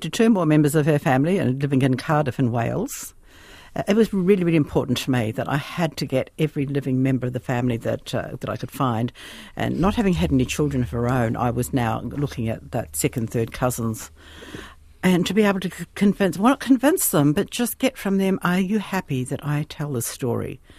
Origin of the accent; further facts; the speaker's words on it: Te Awamutu, Waikato, New Zealand; moved away as an adult; also born or lived in Christchurch; now in Australia; Te Awamutu.